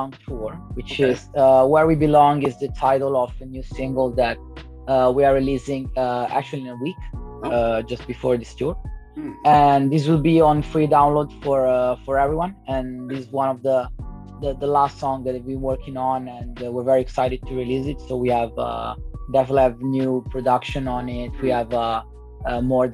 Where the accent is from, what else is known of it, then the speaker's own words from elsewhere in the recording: Italy; moved away as an adult; now in Japan; I'm from Italy, and I've been in Japan about 9 years now.